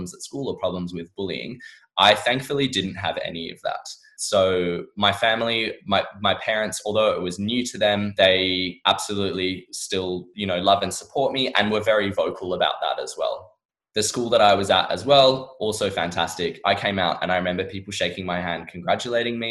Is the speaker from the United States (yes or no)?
no; Perth, Western Australia, Australia; moved away as an adult; now in London, United Kingdom; I absolutely loved living in Perth